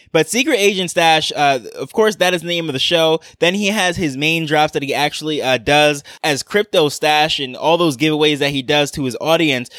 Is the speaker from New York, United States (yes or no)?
yes; New York, United States; I grew up in New York